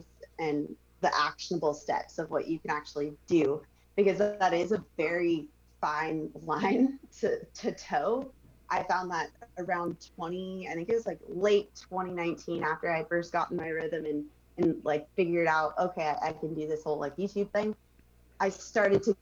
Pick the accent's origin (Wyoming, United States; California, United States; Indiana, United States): California, United States; Manhattan Beach; growing up in Manhattan Beach